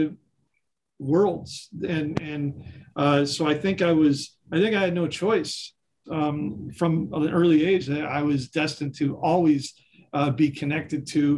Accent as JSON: {"language": "English", "town": "Chicago", "region": "Illinois", "country": "United States", "tie": "born or raised there", "said": "I grew up in Chicago, and in Chicago, on the north side of Chicago, there's a corner called Western and Wilson."}